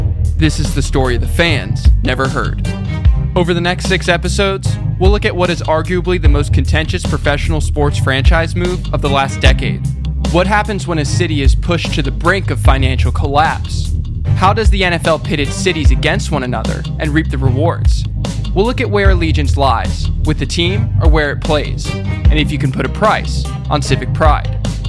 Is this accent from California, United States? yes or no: yes; San Diego, California, United States; I was born and raised in San Diego